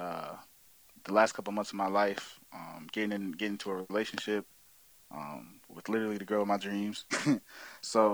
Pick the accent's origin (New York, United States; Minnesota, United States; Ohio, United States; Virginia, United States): Virginia, United States; Virginia Beach; also born or lived in Maryland; I hail from Virginia Beach, Virginia. Was originally born in Maryland around Lexington County area, but moved to Virginia Beach when I was like 3